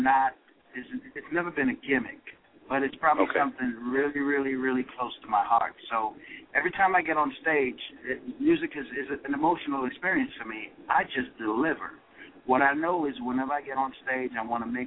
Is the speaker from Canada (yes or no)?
no; Dominica; I'm from the Caribbean. I'm from Dominica